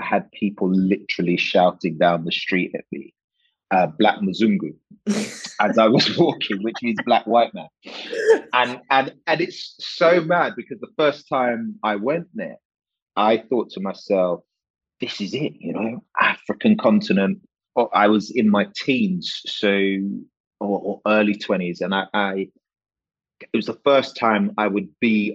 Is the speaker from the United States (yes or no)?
no; London, United Kingdom; accent: drama school affected, university affected, Fulham affected, Hammersmith affected; I was born here, which is the UK, in Hammersmith Hospital, Fulham boy